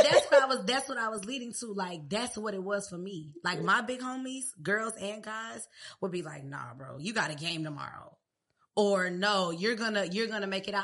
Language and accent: English; Riverdale, Georgia, United States; also born or lived in Clayton County, Georgia / Hampton, Virginia; I'm from Riverdale. Riverdale, born at Crawford Long